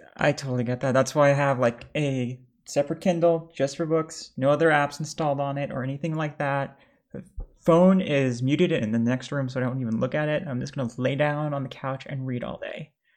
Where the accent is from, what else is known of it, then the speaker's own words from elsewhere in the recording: New York, United States; "Oh, New York," because that's where I was raised.